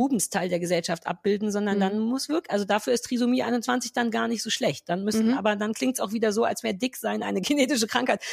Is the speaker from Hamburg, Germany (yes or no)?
no; Berlin, Germany; wir Berliner